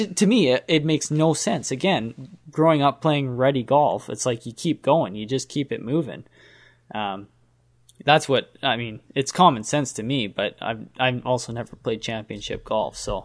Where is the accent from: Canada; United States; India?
Canada; we are Canadian